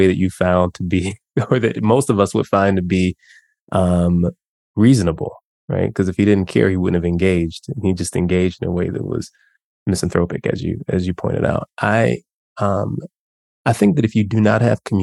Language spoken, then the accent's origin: English; Chicago, Illinois, United States; also born or lived in Mississippi; I grew up in Chicago